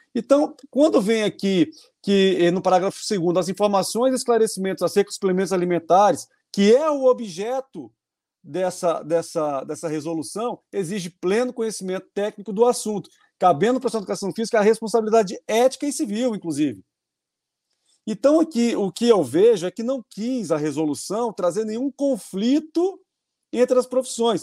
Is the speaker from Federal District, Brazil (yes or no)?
yes; Brasília, Federal District, Brazil; eu sou de Brasília